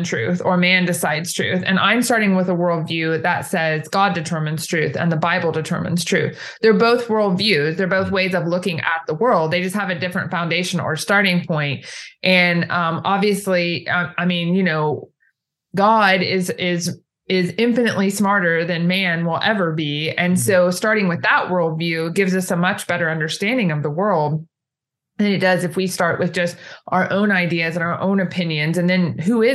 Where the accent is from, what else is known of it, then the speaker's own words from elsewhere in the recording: Ohio, United States; moved away as an adult; now in Indiana, United States; I grew up in Ohio, actually, just south of Ohio State University